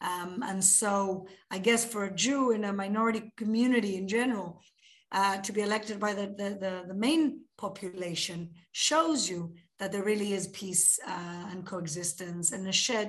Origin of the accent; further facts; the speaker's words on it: Gibraltar; moved away as an adult; also born or lived in United Kingdom; now in Israel; I'm from Gibraltar, so I'm both a Sephardi and a Brit at the same time.